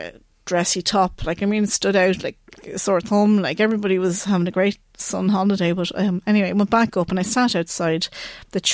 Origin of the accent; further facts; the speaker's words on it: Ireland; I'm from Ireland, I'm a mother